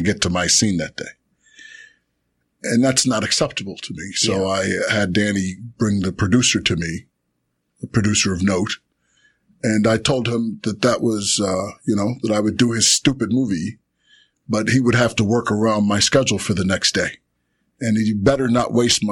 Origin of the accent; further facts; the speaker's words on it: Chicago, Illinois, United States; I'm from the South Side of Chicago